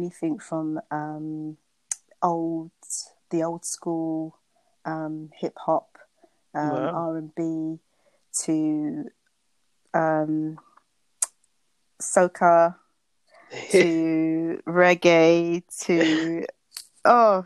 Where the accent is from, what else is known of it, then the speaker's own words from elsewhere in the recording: Luton, East of England, United Kingdom; also born or lived in Bedfordshire / St. Kitts (parents); I live in Bedfordshire. I was born in Luton, to be exact.